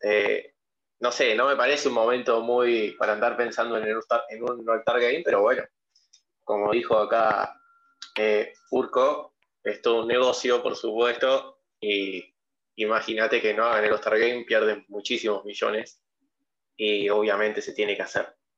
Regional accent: Argentina; soy de Argentina

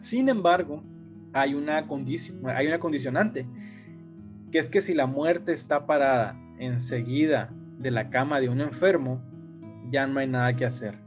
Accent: Mexico; como mexicano

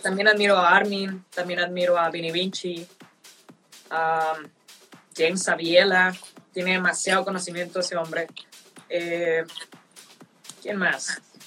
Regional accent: northern Mexico, Mexico; Soy del norte

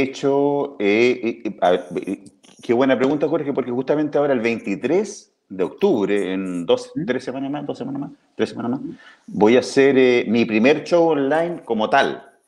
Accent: Talca, Maule, Chile; me crié en Los Estelares, en mi, en mi casa, en Talca

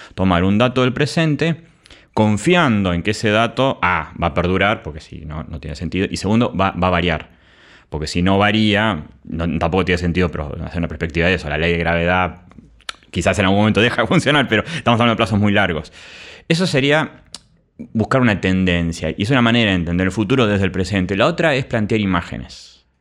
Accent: Argentina; como argentinos nosotros

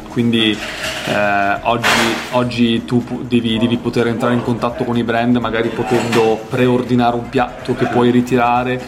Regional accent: Apulia, Italy; Io sono pugliese, mia madre faceva le orecchiette

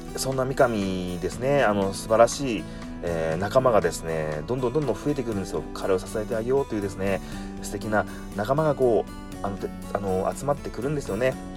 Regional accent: Kumamoto, Japan; 私も熊本、え出身でですね

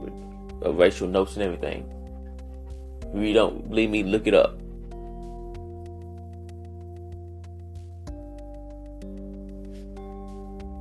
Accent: Louisville, Kentucky, United States; I grew up in the West End

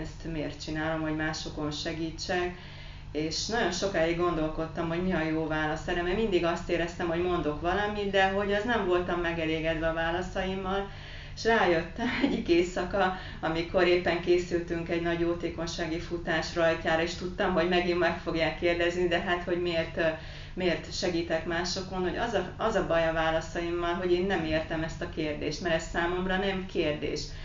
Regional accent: Carei, Satu Mare County, Romania; moved away as an adult; now in Hungary; Hát én egy nagyon pici városból érkeztem, ami a határon túl van, Pácium része Nagy Károly.

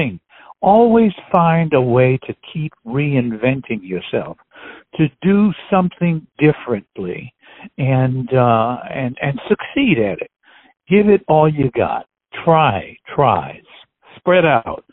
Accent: Chicago, Illinois, United States; I was born in Chicago

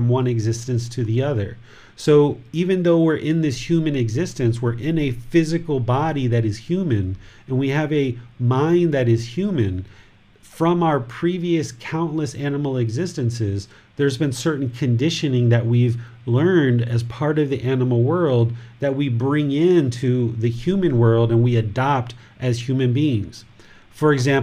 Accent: United States; I'm a American with a wife and a son, and I'm a Buddhist teacher

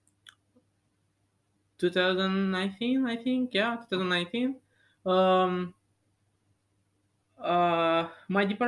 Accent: Bucharest, Romania; moved away as an adult; now in Antwerp, Belgium; I'm from Romania, from Bucharest

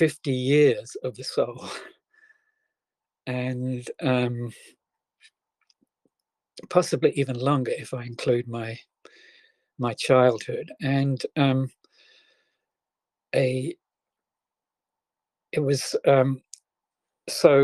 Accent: England, United Kingdom; I was born in England, the very early 1950s, just after World War II.

